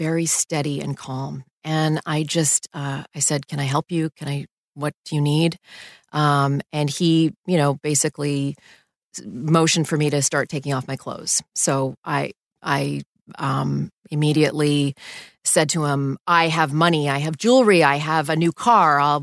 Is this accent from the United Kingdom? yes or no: no; Canada; moved away as an adult; also born or lived in Houston / New York City; I grew up in Canada, and we didn't ever have issues of home invasions in Canada